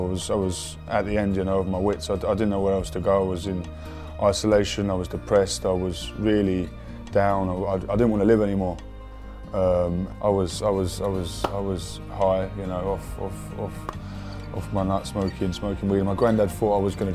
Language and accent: English; West Sussex, South East England, United Kingdom; I'm originally from West Sussex and grew up on a farm.